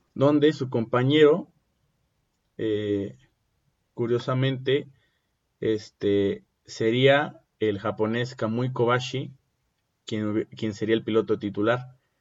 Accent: Mexico; uno como mexicano

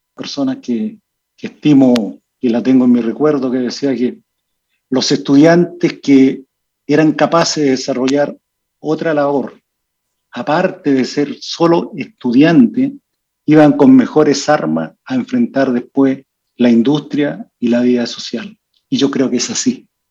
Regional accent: Vallenar, Atacama, Chile; also born or lived in Copiapó; yo soy nacido en Vallenar

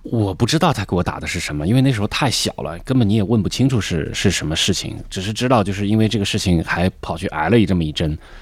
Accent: northern China, China; moved away as an adult; also born or lived in Beijing; now in Shanghai, China; 我作为一个北方人现在在南方

